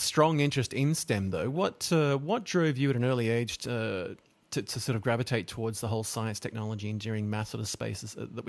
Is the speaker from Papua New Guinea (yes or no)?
yes; Papua New Guinea; also born or lived in Solomon Islands; because I grew up in Papua New Guinea and then the Solomon Islands, and we had a very diverse and multicultural world